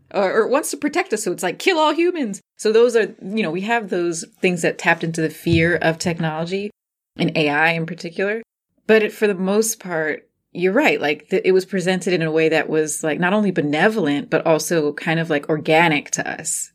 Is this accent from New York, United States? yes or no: no; New Jersey, United States; I grew up in Jersey and at Six Flags Great Adventure. That was our local Six Flags Great Adventure.